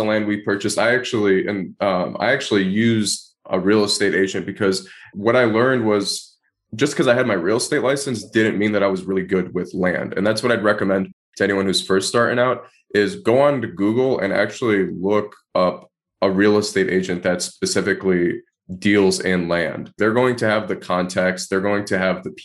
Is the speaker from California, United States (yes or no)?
no; Detroit, Michigan, United States; moved away; I grew up in Detroit, Michigan